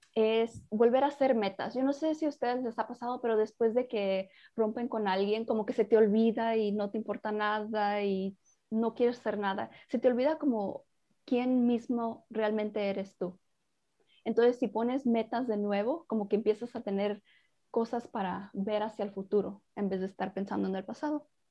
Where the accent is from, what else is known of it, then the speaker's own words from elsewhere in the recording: Mexico; yo soy mexicana